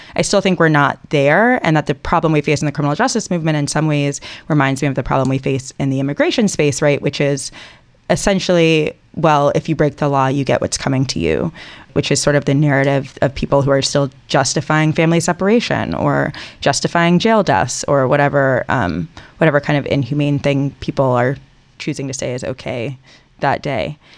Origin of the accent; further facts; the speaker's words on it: Atlanta, Georgia, United States; moved away as an adult; I'm from Atlanta. I live here again now after being gone for about fifteen years